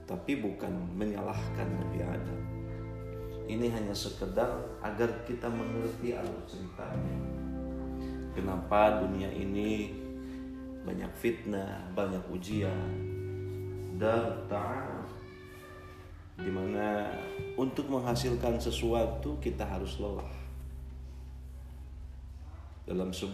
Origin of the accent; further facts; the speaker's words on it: Kuningan, West Java, Indonesia; Saya berasal dari Kabupaten Kuningan, Jawa Barat